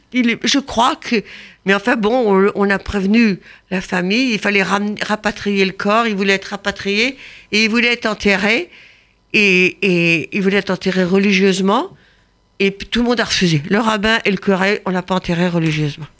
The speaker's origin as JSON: {"language": "French", "country": "France", "said": "on a un héritage en tant que Français"}